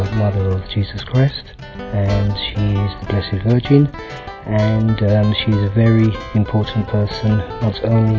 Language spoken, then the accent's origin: English; United Kingdom; I'm from the United Kingdom